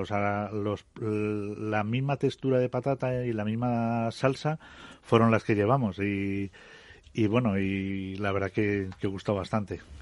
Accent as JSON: {"language": "Spanish", "town": "Fuentidueña de Tajo", "region": "Community of Madrid", "country": "Spain", "moved": "yes", "said": "todos los que somos de Fuentidueña"}